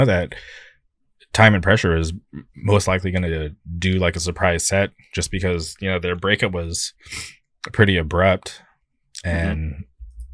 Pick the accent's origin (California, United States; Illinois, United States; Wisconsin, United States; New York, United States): California, United States; I'm from California